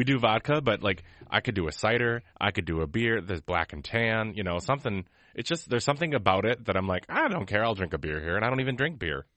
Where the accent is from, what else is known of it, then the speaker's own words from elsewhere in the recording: United States; we're from America